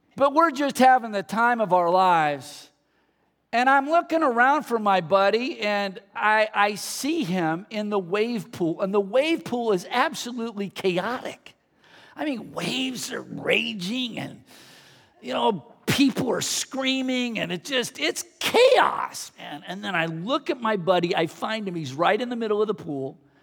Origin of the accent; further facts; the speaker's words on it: the Bay Area, California, United States; I grew up in the Bay Area